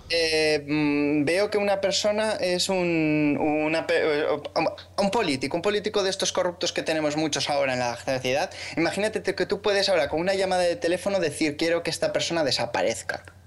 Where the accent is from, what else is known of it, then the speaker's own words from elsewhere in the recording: Aragon, Spain; soy maño como vosotros